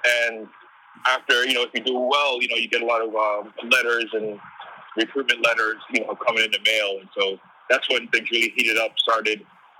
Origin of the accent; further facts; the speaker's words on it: East Coast, United States; growing up on the East Coast, you don't really get too much opportunities to travel to the West.